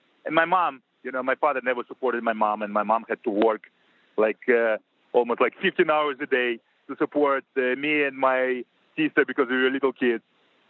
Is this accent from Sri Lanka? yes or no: no; Russia; moved away as an adult; also born or lived in Moscow; now in United States